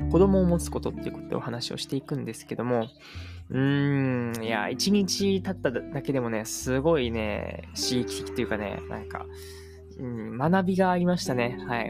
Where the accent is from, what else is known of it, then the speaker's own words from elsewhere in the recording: Japan; 僕はもう日本の教育でしか、えー、生まれ育ってきてないので